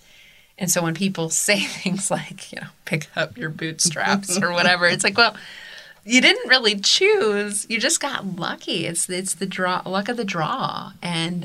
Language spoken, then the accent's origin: English; Columbus, Ohio, United States; growing up in Columbus, Ohio